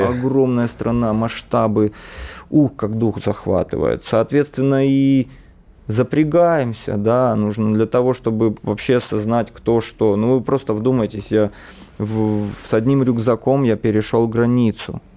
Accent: Donbas, Ukraine; now in Russia; родился и рос в Донбассе, на Донбассе

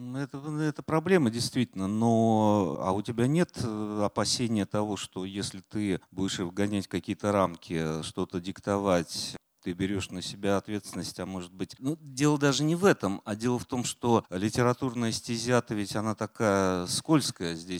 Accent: Volgograd, Volgograd Oblast, Russia; also born or lived in Saratov; now in Moscow, Russia; я из Волгограда через Саратов

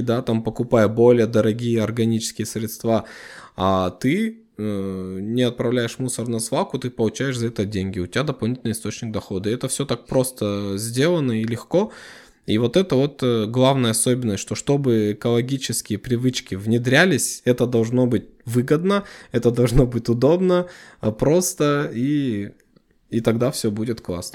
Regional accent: Kazakhstan; нашей страны

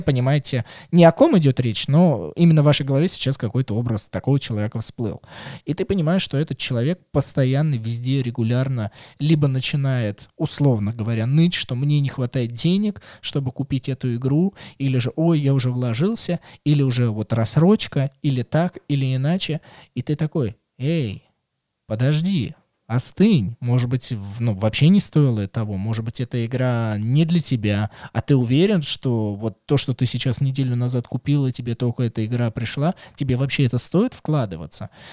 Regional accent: Russia; мы из России

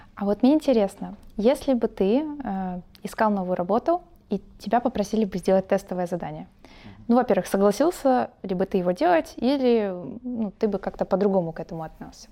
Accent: Odesa, Odesa Oblast, Ukraine; я как одессит

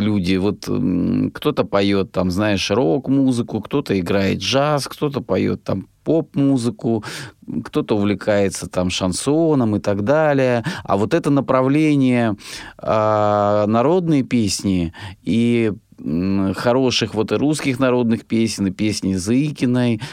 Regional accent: Rostov Oblast, Russia; я сам из Ростовской области

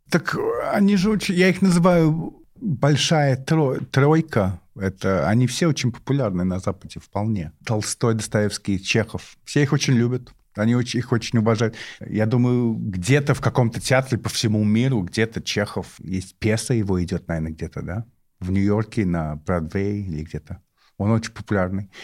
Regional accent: London, United Kingdom; Russian is a second language; moved away as an adult; now in Moscow, Russia; Я из Лондона и живу в Москве

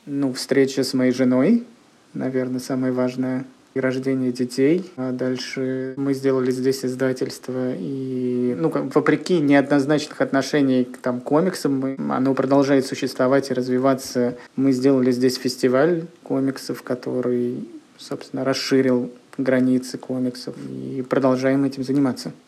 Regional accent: Kirishi, Leningrad Oblast, Russia; moved away as an adult; now in Saint Petersburg, Russia; я родился в небольшом городе, который находится в 150 километрах от Санкт-Петербурга. Он называется Кириш, и там я жил до 20 лет

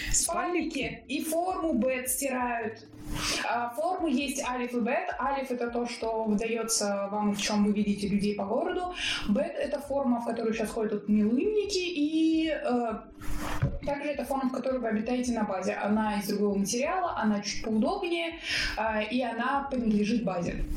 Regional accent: Russia; moved away as an adult; now in Israel; я из России

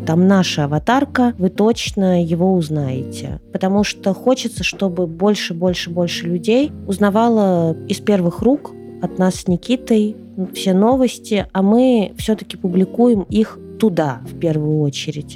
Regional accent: Ukraine; also born or lived in Russia; now in Bali, Indonesia; я родилась в Украине, а сейчас у меня там паспорт России

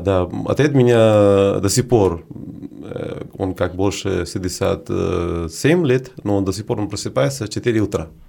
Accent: Prayagraj, Uttar Pradesh, India; Russian is a second language; moved away as an adult; also born or lived in Varanasi / Moscow / Saint Petersburg; now in Russia; я из Варанаси, но это не совсем как мое место рождения. Рядом, рядом Варанаси, недалеко от Варанаси.

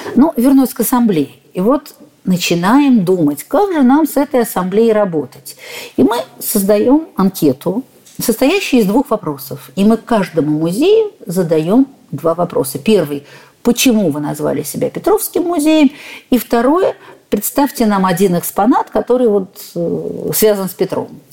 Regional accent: Saint Petersburg, Russia; блистательный Санкт-Петербург, у нас своё отношение к жизни, мы люди совершенно-то особые

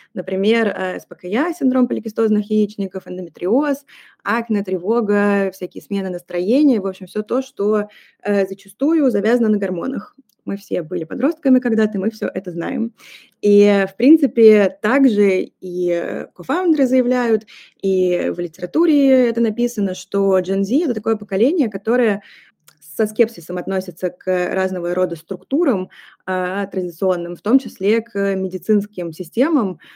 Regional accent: Saint Petersburg, Russia; moved away as an adult; now in Paris, France; сейчас я нахожусь в Петербурге, это мой родной город, а вообще я живу в Париже

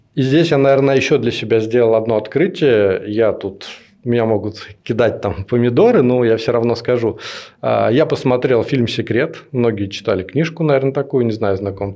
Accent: Nekrasovsky, Moscow Oblast, Russia; я жил не в Москве, это примерно 20 километров э, на север. А у нас там был небольшой поселок

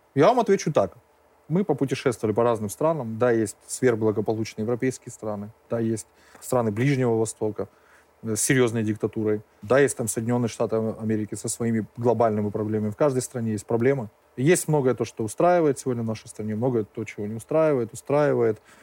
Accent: Georgia; Как грузины мы должны пе-, пить, мы умеем пить

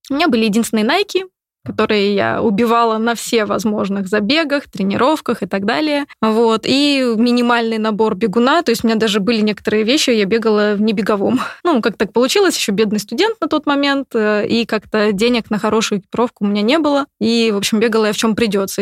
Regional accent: Novokuznetsk, Kemerovo Oblast, Russia; now in Moscow, Russia; Я же из Сибири. Девчонка из Сибири.

